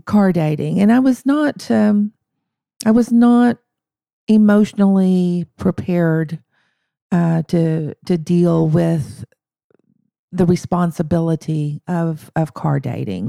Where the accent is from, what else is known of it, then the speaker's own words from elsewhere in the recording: Madill, Oklahoma, United States; I grew up in Medill, um, uh, which is just a few miles from Durant